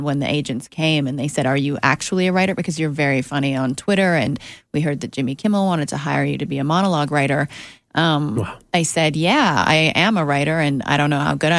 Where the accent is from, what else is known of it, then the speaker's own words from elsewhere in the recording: Canada; moved away as an adult; now in Los Angeles, United States; So actually becoming a writer in the States was I knew realistically not an opportunity that I had as a Canadian unless I broke through somehow.